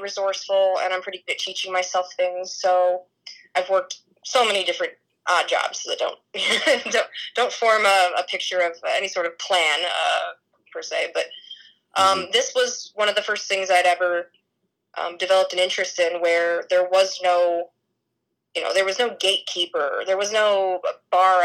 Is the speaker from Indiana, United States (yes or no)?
yes; Indiana, United States; my home state of Indiana